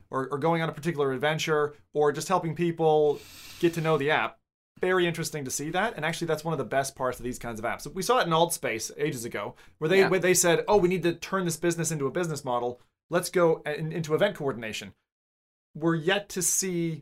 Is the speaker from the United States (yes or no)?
yes; United States; being an American. One of the things that you're growing up